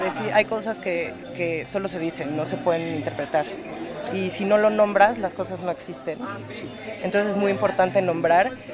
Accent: Puebla, Mexico; moved away as an adult; now in New York, United States; Soy mexicana, nací en Puebla, llevo 10 años viviendo en Estados Unidos, ahorita vivo en Nueva York

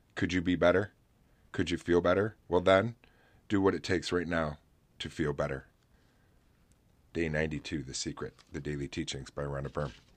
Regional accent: Oswego, New York, United States; right here in my hometown

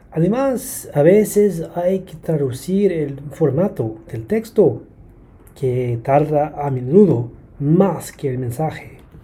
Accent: Brisbane, Queensland, Australia; Spanish is a second language; soy de y vivo en Brisbane, aquí en Australia.

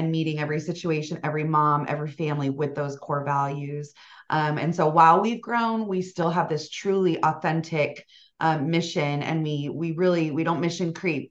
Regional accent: West Valley, Arizona, United States; also born or lived in Tucson, Arizona; born and raised in the West Valley, went to U of A, so I'm a Wildcat.

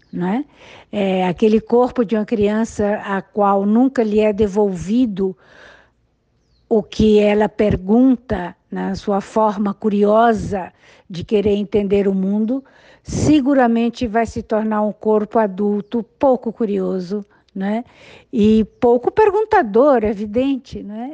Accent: Recife, Pernambuco, Brazil; A minha infância foi toda no Recife

